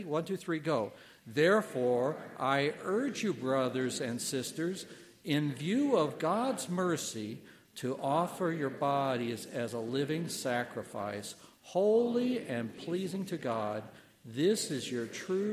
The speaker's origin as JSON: {"language": "English", "region": "Illinois", "country": "United States", "tie": "born or raised there", "moved": "yes", "said": "I'm from Illinois originally, a little town, and it was the county seat"}